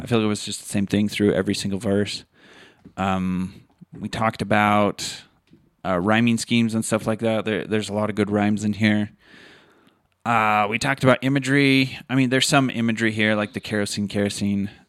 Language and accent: English; Utah, United States; we are from Utah